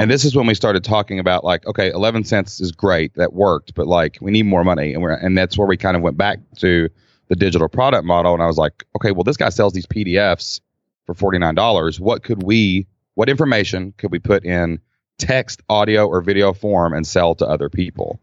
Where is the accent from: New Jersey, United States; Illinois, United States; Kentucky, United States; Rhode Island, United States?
Kentucky, United States; accent: Kentucky; we're in Kentucky. I mean, you can tell by my accent probably